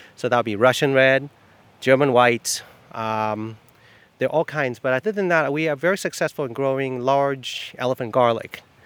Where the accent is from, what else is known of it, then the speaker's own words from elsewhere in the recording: Taiwan; now in East Orleans, United States; I'm from Taiwan.